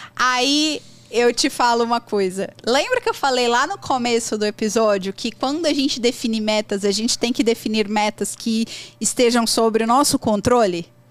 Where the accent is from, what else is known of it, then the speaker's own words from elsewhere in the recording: Brazil; accent: Brazilian; eu tenho sotaque fortíssimo brasileiro. Qualquer pessoa que me ouvir vai saber que eu sou brasileira